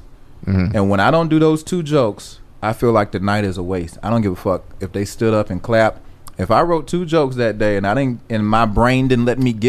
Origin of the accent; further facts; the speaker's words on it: Atlanta, Georgia, United States; I'm from Atlanta, dog.